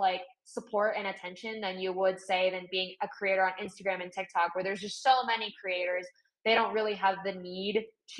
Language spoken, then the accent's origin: English; Northern California, United States; I grew up in Northern California